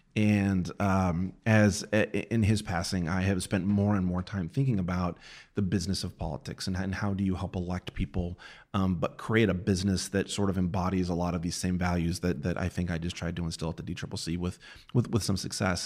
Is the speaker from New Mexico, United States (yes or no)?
yes; New Mexico, United States; moved away; I'm from New Mexico. I am, I am from a state Uh, you know, when I was a kid, we were always forty-ninth